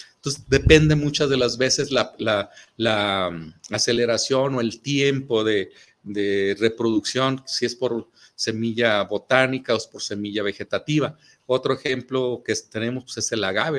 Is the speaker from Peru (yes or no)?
no; Mexico; nosotros como mexicanos